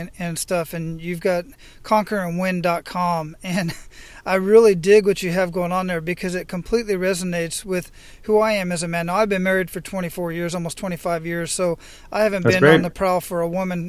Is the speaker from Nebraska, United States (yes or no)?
no; Phoenix, Arizona, United States; moved away; I grew up in Phoenix